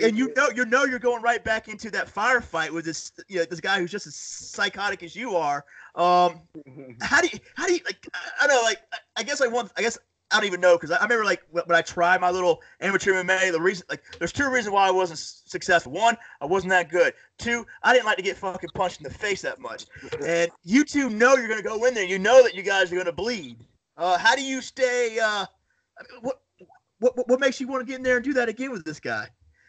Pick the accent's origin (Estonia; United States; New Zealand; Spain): United States; Panama City, Florida; Upstate New York, close to Canada. Well, I'm from Panama City, Florida, so.